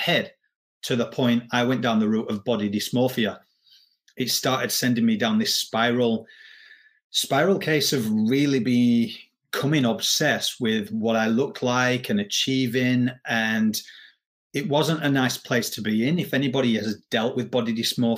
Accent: Yorkshire and the Humber, United Kingdom; now in Australia; I am from England, but I live in Australia

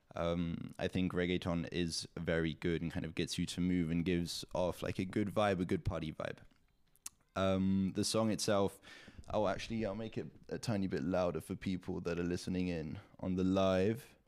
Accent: Zug, Switzerland; also born or lived in south of France; my hometown, Zug in Switzerland

